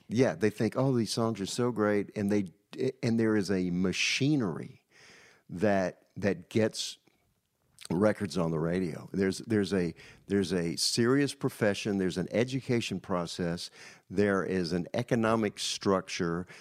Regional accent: Danville, Virginia, United States; also born or lived in New York; now in Nashville, United States; Danville, Virginia

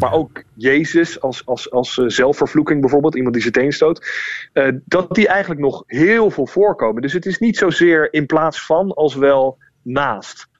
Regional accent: The Hague, South Holland, Netherlands; moved away as an adult; Dus ik kom uit Den Haag

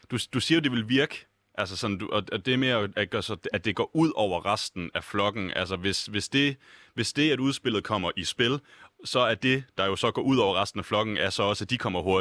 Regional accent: Denmark

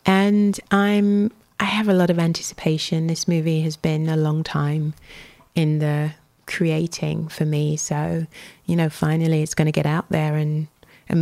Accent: United Kingdom; I'm a Brit, born and bred

